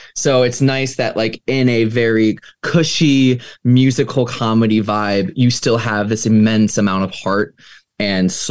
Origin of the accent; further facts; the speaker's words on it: Ohio, United States; growing up in Ohio, you know, as like a little piano player